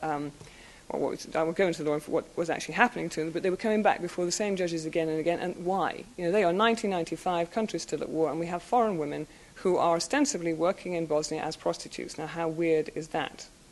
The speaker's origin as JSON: {"language": "English", "country": "United Kingdom", "said": "being British"}